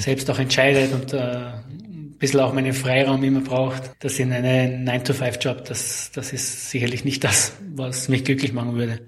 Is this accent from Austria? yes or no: yes; Graz, Styria, Austria; geboren und aufgewachsen bin ich in Graz, beziehungsweise in der Nähe von Graz